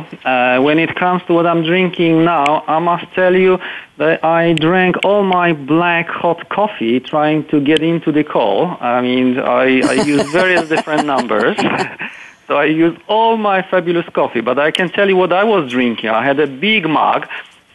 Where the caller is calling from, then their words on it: Kraków, Lesser Poland, Poland; I'm calling from Poland